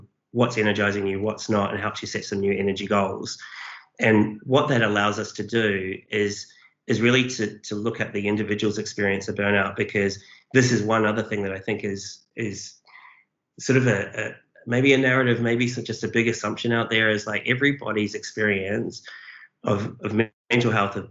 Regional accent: New Zealand; now in Australia; I'm a Kiwi, but I've lived here a long time.

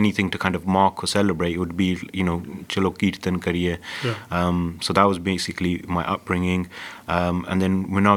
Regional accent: London, United Kingdom; I grew up in Southall in Havelock Estate

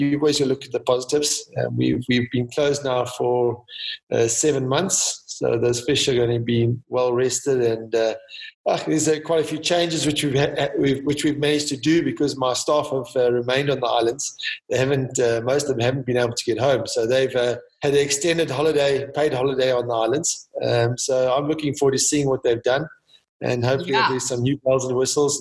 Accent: South Africa; I'm South African.

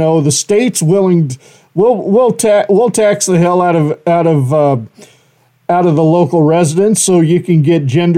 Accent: Horseshoe Bend, United States; moved away; back in my hometown of Horseshoe Bend

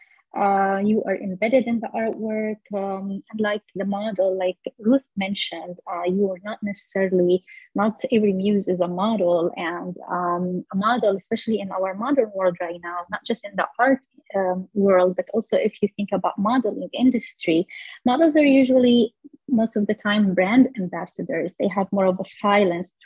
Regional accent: Damascus, Damascus Governorate, Syria; moved away; I grew up walking in neighborhoods where we were surrounded by jasmine flowers, and the smell in the spring, it's just everywhere in Damascus

